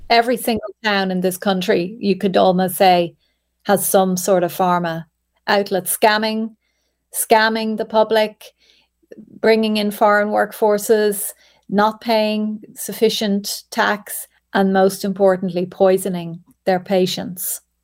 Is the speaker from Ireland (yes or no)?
yes; Ireland; we as Irish people